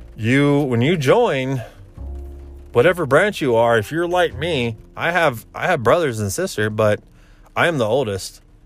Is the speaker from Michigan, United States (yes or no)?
no; Indiana, United States; moved away; I'm from Indiana, and I explained who my family was